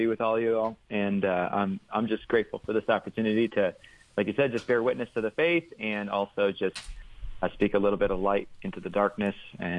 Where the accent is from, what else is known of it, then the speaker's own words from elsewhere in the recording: Rockford, Illinois, United States; But I grew up in Rockford, Illinois, in the Rockford Diocese.